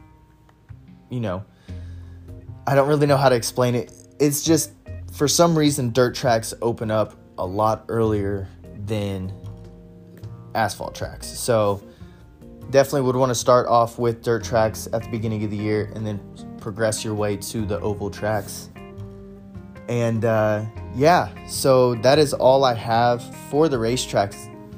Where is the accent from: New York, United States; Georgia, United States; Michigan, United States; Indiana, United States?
Indiana, United States; New Castle; So Mount Lawn Speedway is in Newcastle, Indiana. It's actually my hometown.